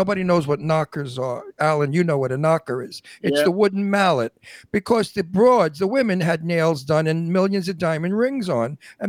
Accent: New York City, New York, United States; also born or lived in Long Island, New York / Italy; now in Palm Springs, United States; I was born in the Red Hook projects. It was, during the war, nobody had money. My parents were on welfare, so we lived in the projects.

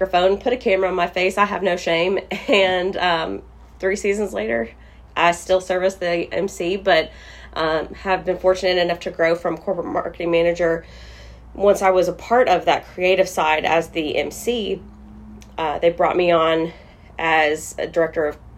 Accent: Bowling Green, Kentucky, United States; this is my hometown

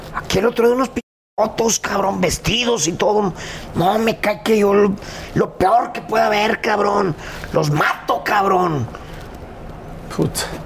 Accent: Guadalajara, Jalisco, Mexico; yo crecí en un contexto en Guadalajara

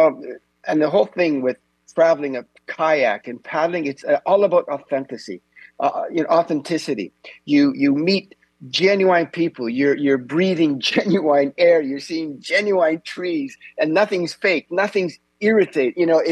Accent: Canada; now in Norway; I'm Canadian, so I'm with you.

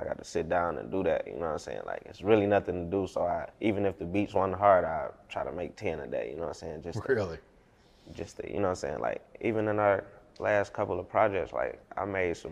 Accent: Detroit, Michigan, United States; I was born on Schoolcraft in Greenfield, Montrose. I moved to the east side when I was 10

